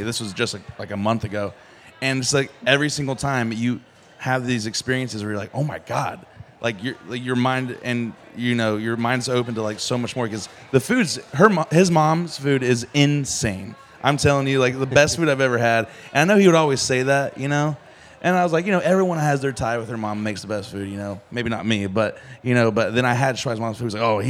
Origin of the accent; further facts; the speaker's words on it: Midland, North Carolina, United States; this is not anything at all like what I grew up eating in Midland, North Carolina